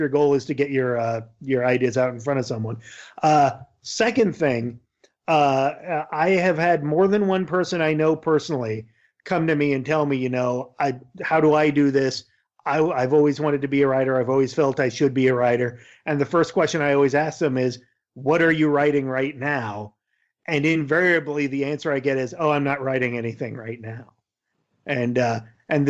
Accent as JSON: {"language": "English", "area": "Yakima Valley", "region": "Eastern Washington State", "country": "United States", "tie": "born or raised there", "said": "I grew up in the Yakima Valley of Eastern Washington State"}